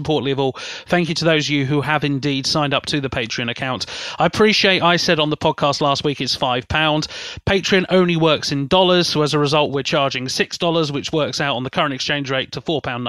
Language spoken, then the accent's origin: English; South East England, United Kingdom; accent: Berkshire; it's an impossible word for me to say with my slightly Berkshire accent here